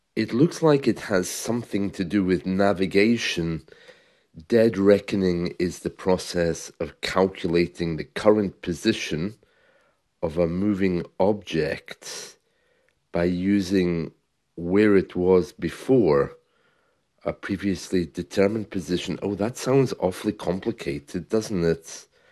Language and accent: English; United Kingdom; as a British man, uh, when I was growing up in the seventies